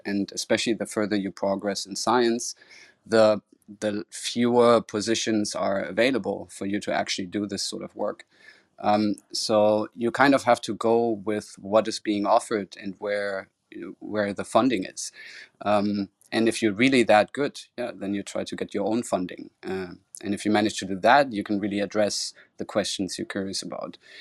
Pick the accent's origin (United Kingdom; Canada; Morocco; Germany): Germany; Cologne, North Rhine-Westphalia; moved away as an adult; also born or lived in Florida, United States / Amsterdam, Netherlands; my hometown Cologne